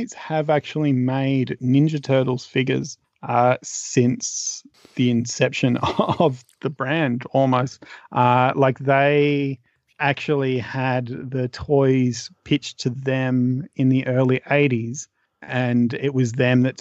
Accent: Australia; as an Australian

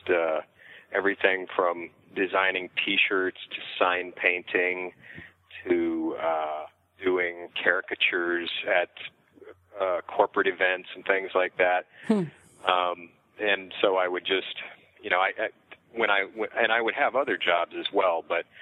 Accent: southeastern Washington State, United States; moved away; I grew up in southeastern Washington State, Pacific Northwest of the United States

